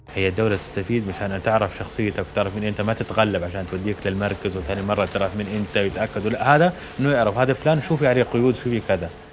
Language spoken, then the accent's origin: Arabic; Jordan; واني اردني ابن البلد هذه